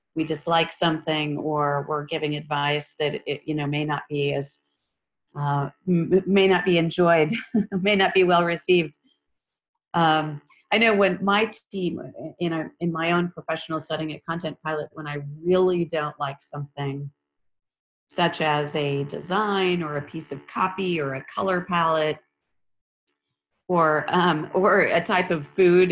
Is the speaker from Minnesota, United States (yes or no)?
yes; Minnesota, United States; now in Texas, United States; I grew up in Minnesota